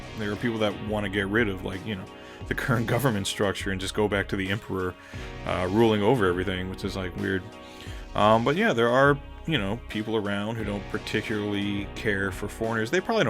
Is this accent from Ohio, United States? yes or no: no; Southern Louisiana, United States; moved away as an adult; now in Japan; Again, like I grew up in like the deep South. I'm from Southern Louisiana, very socially conservative part of the country, very religiously conservative part of the country.